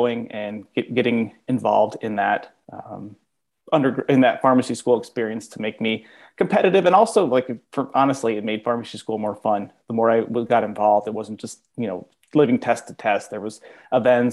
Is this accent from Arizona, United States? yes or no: yes; Tucson, Arizona, United States; also born or lived in South Carolina; I'm originally from Tucson